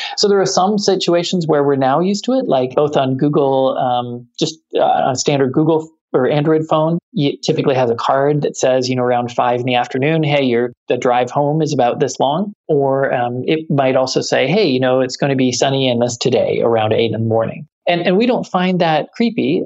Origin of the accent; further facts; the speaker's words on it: Canada; moved away; I'm Canadian